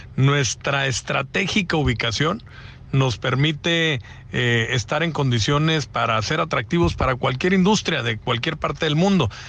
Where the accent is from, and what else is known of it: Mexico